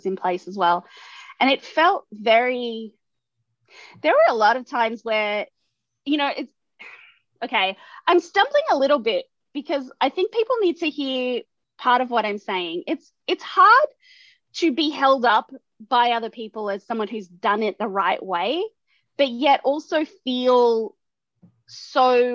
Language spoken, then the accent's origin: English; Australia; first language English; moved away as an adult; now in United States; I also love being Australian as well